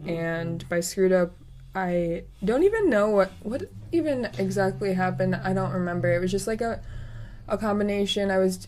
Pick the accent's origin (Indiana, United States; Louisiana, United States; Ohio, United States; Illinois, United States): Illinois, United States; Chicago; Being from Chicago